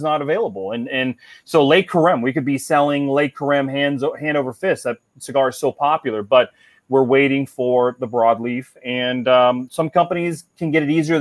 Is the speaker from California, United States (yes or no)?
no; Cincinnati, Ohio, United States; now in Florida, United States; I grew up in Cincinnati